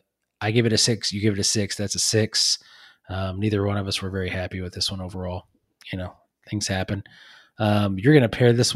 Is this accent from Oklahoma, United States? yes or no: yes; Muskogee, Oklahoma, United States; born there; my mom graduated high school from Muskogee. I was born in Muskogee. My grandparents lived in Muskogee all my life